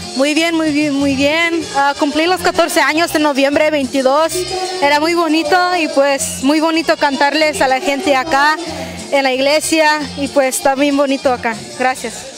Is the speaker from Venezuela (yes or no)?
no; Guerrero, Mexico; moved away; Soy de Guerrero